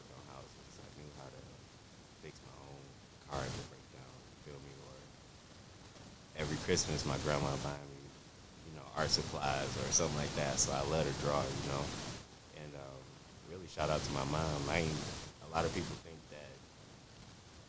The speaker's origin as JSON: {"language": "English", "town": "Pontiac", "region": "Michigan", "country": "United States", "tie": "born or raised there", "also_born_or_lived": "Detroit, Michigan", "said": "born and raised in Pontiac, split in between Detroit"}